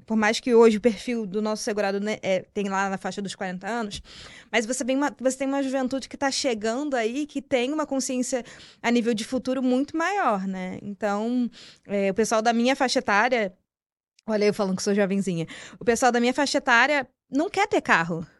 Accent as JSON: {"language": "Portuguese", "region": "Rio de Janeiro", "country": "Brazil", "moved": "yes", "lives_now": "São Paulo, Brazil", "said": "sou carioca, vim importada do Rio de Janeiro para cá"}